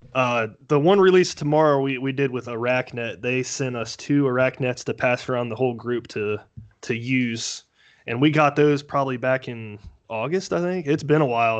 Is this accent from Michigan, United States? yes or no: no; Dayton, Ohio, United States; I'm from the Dayton, Ohio area